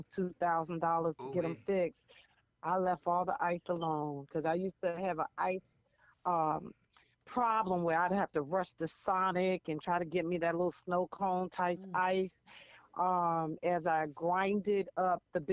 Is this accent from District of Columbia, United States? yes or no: yes; Washington, District of Columbia, United States; also born or lived in North Carolina; I'm from Washington, D.C. Used to be the chocolate town, but it's not like that anymore. Mm. Born and raised here